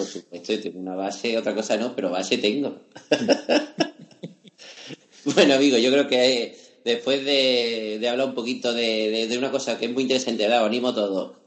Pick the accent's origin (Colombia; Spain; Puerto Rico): Spain; Málaga, Andalusia; siendo malagueño